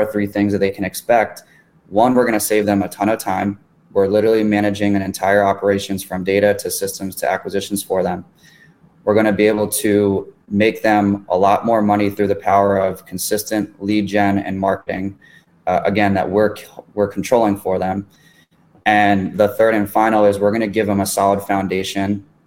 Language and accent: English; Miami, Florida, United States; moved away; I'm in my hometown here